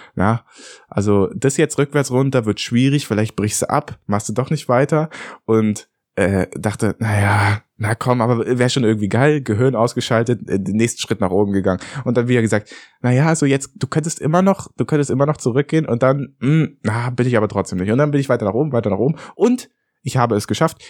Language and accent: German; Berlin, Germany; als Berliner eingefleischter Fahrradfahrer